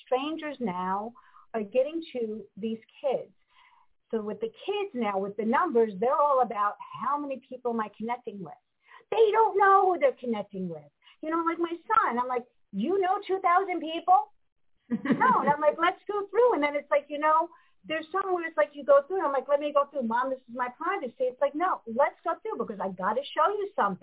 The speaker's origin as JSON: {"language": "English", "area": "Westchester County", "region": "New York", "country": "United States", "tie": "born or raised there", "said": "I grew up in Westchester County"}